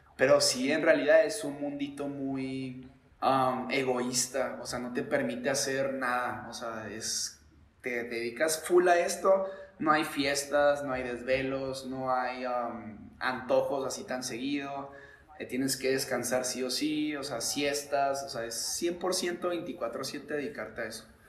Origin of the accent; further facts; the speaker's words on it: Chihuahua, Mexico; moved away as an adult; also born or lived in Mexico City / Spain; salí de la casa a dedicarme al deporte a los 22, me fui un año a Ciudad de México y tío, casi cuatro a España y regresé a mis 26, 27 aquí a Chihuahua